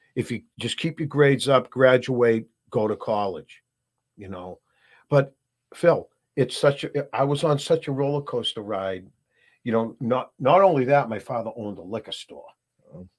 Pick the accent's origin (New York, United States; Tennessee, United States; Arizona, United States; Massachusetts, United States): Massachusetts, United States; Burlington; I grew up in Burlington, Mass